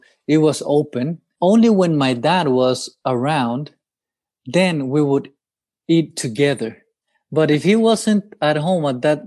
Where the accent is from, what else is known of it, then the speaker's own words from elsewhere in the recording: El Salvador; moved away as an adult; also born or lived in Japan / Arlington, Texas; growing up in El Salvador